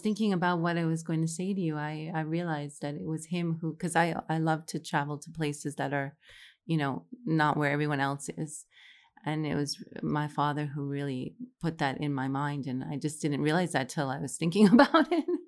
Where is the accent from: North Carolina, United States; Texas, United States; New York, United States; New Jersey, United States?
New York, United States; New York City; moved away as an adult; also born or lived in Morocco; now in Saudi Arabia; I'm originally from Fresh Meadows, New York, which is, like, thirty minutes from New York City